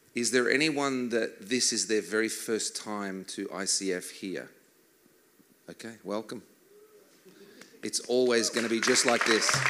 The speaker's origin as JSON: {"language": "English", "country": "Australia", "said": "I am from Australia."}